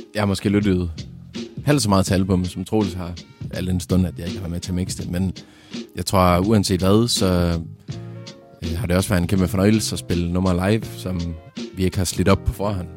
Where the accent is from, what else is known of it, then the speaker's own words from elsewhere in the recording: Vendsyssel, North Denmark Region, Denmark; jeg er fra Jørgen, lidt længere nordpå, oppe i, i Vendsyssel